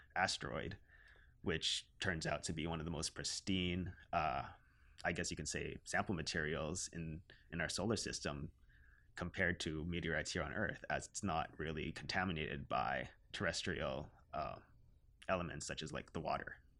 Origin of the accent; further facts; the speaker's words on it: Canada; I identify myself as a Filipino Canadian